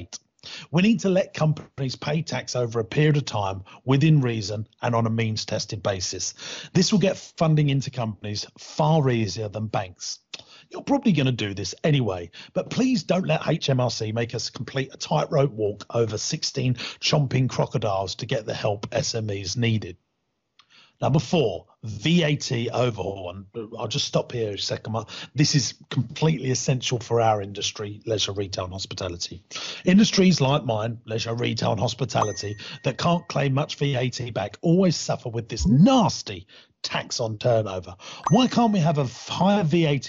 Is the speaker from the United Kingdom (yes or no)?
yes; United Kingdom; I'm British